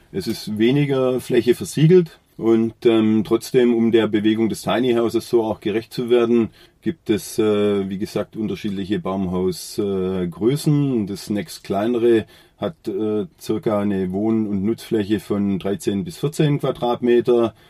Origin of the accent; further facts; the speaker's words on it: Oberndorf am Neckar, Baden-Württemberg, Germany; Ich bin hier äh, am Rande des Schwarzwaldes geboren und aufgewachsen